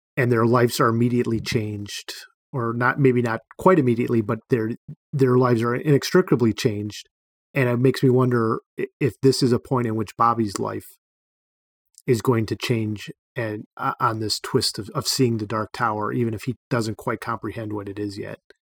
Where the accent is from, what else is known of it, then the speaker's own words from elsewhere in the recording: Cleveland, Ohio, United States; I grew up in Cleveland, so I'm an Indians fan